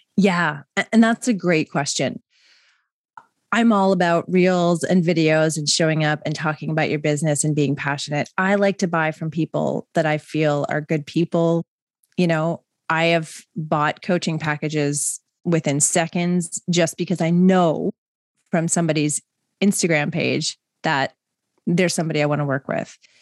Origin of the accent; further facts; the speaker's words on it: Mississauga, Ontario, Canada; also born or lived in West Vancouver; I grew up in Mississauga.